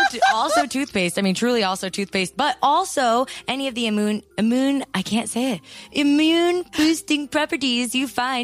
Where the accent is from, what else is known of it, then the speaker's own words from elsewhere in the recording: California, United States; we're Californian.